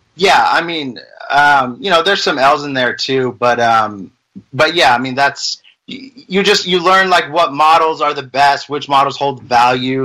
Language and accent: English; Las Vegas, Nevada, United States; moved away as an adult; now in Utah, United States; I'm originally from Las Vegas, um, born and raised.